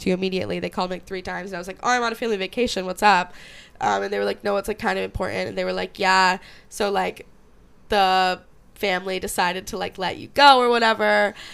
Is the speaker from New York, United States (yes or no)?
yes; Syracuse, New York, United States; I'm from Syracuse